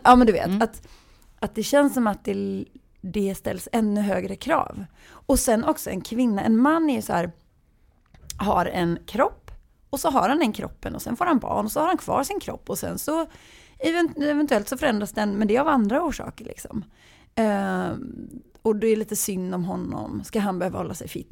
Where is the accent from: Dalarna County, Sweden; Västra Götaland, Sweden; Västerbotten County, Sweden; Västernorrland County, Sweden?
Västra Götaland, Sweden; Gothenburg; accent: Gothenburg dialect; jag är uppvuxen i villa i Askim och på Näset. Och det är så här Göteborgs lite snofsigare.